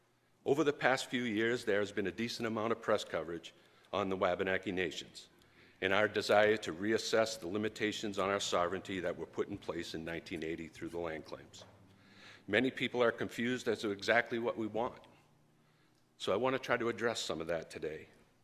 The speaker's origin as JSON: {"language": "English", "town": "Indian Island", "region": "Maine", "country": "United States", "tie": "born or raised there", "said": "I was raised on Indian Island, and one day I'll be proud to be buried there."}